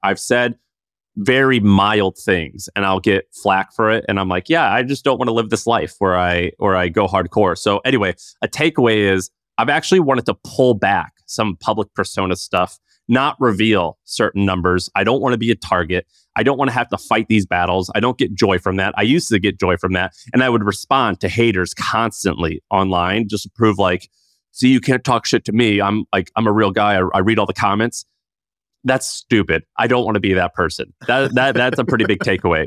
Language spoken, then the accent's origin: English; St. Louis, Missouri, United States; I'm from Saint Louis